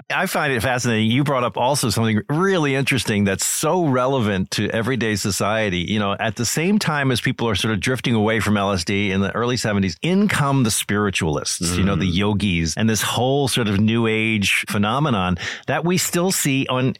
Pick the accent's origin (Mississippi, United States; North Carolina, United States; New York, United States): New York, United States; New York area, United States; I grew up in the New York area as a young guy.